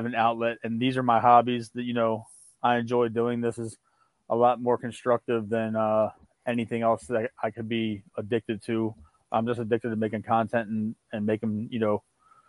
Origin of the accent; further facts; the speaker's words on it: Baltimore, Maryland, United States; I'm from Baltimore, Maryland